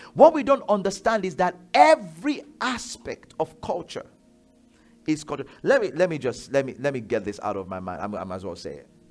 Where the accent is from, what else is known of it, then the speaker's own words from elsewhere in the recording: Nigeria; I'm Yoruba, I'm Nigerian